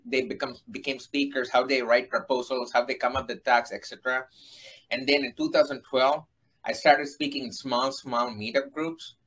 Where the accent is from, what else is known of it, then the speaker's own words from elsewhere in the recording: India; moved away as an adult; now in United States; I am an Indian who uh-huh. came to United States to do my master's